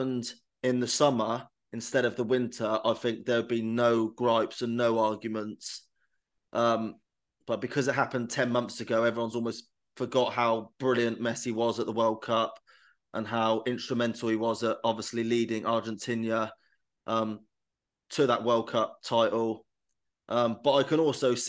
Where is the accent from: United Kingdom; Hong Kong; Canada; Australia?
United Kingdom; England; as an Englishman and an English fan